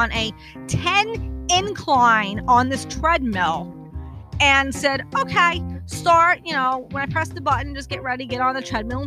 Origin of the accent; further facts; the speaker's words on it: New York City, New York, United States; moved away; also born or lived in New Jersey; I am originally from Brooklyn